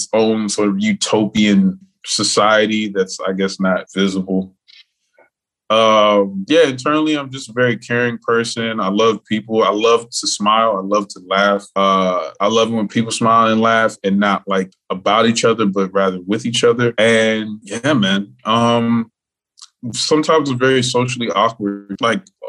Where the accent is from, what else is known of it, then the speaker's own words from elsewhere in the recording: Miami, Florida, United States; Born and raised in Miami, Florida